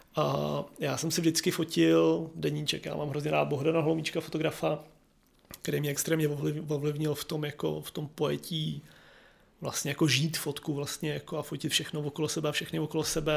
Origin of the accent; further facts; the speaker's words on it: Prague, Czechia; born or raised there